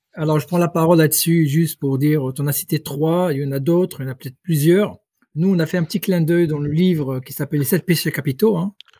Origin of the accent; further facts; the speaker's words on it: Rabat, Rabat-Salé-Kénitra, Morocco; moved away as an adult; also born or lived in Paris; originaire du Maroc. J'ai passé toute mon enfance, mon adolescence à Rabat